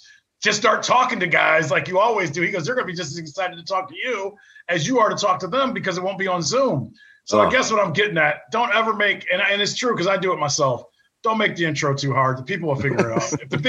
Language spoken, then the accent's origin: English; Akron, Ohio, United States; I grew up in Akron